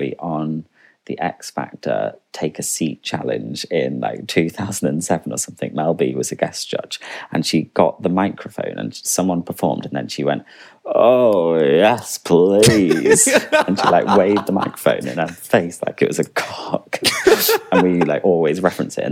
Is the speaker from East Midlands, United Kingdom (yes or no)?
no; Chester, North West England, United Kingdom; moved away as an adult; now in London, United Kingdom; I grew up in just outside Chester, but went to school in Chester